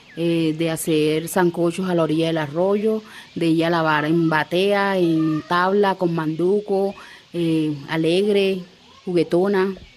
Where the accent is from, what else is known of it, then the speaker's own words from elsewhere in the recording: Mampuján, Bolívar, Colombia; moved away as an adult; also born or lived in Cartagena; now in Bogotá, Colombia; la escuela donde estudié, que se llamaba Escuela Mixta de Mampuján, ahí estudié hasta los, la primaria, cinco años